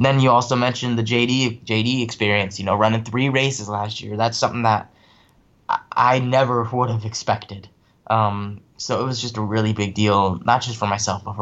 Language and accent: English; California, United States; now in East Coast, United States; I was able to travel back to my home state and do races